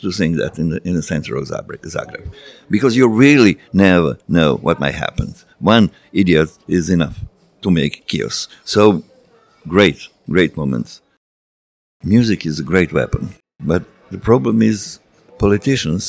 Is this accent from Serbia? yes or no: yes; Serbia; from Serbia